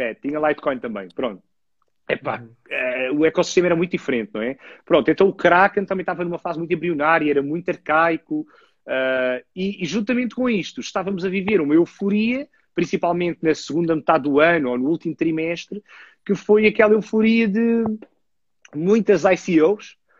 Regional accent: Lisbon, Portugal; eu tenho, tenho 35 anos e sou natural de Lisboa

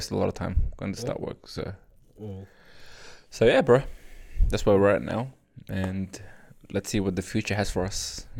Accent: Australia; accent: Australian; moved away as an adult; now in Canada

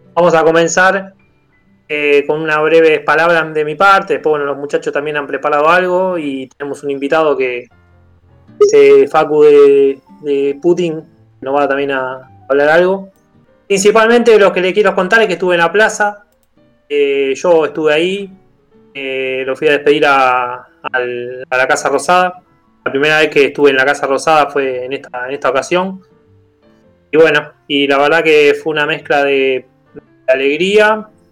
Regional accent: Argentina; siento un orgullo como argentino

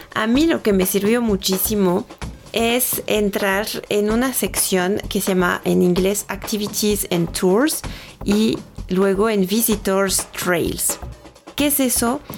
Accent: France; accent: French; Spanish is a second language; moved away as an adult; now in Mexico; tengo un pequeño acento francés cuando hablo. Esto es porque nací en Francia, pero ya llevo mucho tiempo viviendo en México, llevo más de 10 años aquí

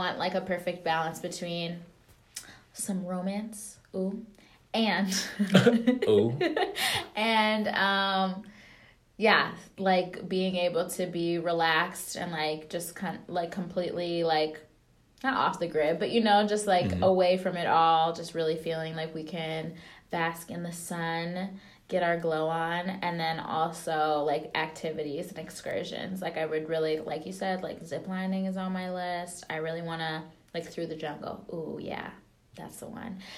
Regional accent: Wisconsin, United States; we're like from Wisconsin

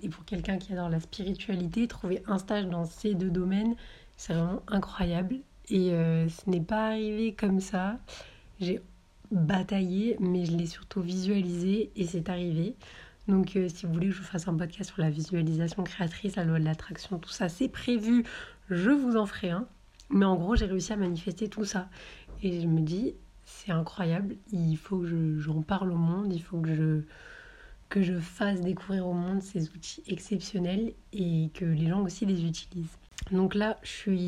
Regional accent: Marseille, Provence-Alpes-Côte d'Azur, France; moved away as an adult; also born or lived in Avignon; now in Paris, France; je viens du sud de la France, de Marseille et ses environs

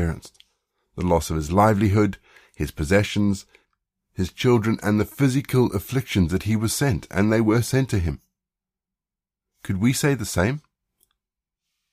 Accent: South Africa; growing up in South Africa

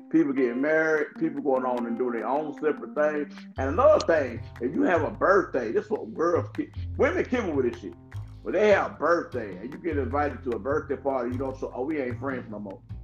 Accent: New York City, New York, United States; I'm from Brooklyn.

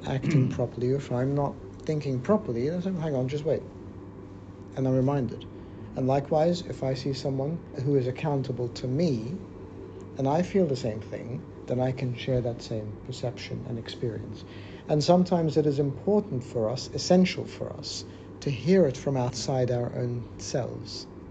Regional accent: Australia; I grew up in Australia

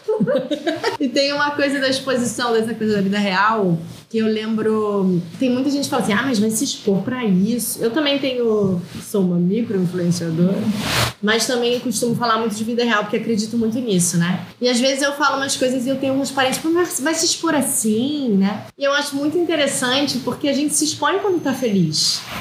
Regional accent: South Region, Brazil; eu sou do sul do Brasil

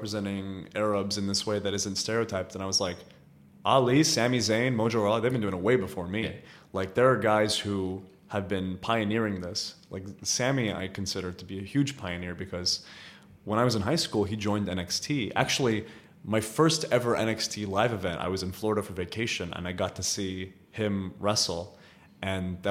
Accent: Riyadh, Riyadh Province, Saudi Arabia; moved away; also born or lived in United States; when I was growing up in Riyadh

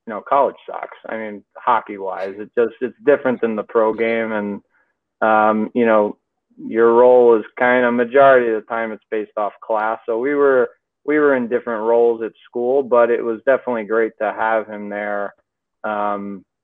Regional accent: New York City, New York, United States; now in Connecticut, United States; We're from the Bronx, so I do a lot of Westchester County and the Bronx just because of people, you know, we know and growing up.

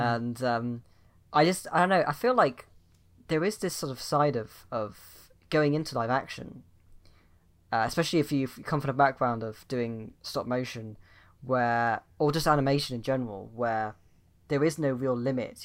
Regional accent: United Kingdom; I'm British

